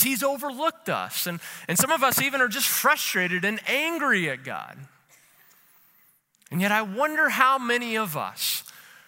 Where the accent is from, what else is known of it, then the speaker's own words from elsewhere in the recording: Louisville, Kentucky, United States; Savannah and I grew up together in Louisville, Kentucky.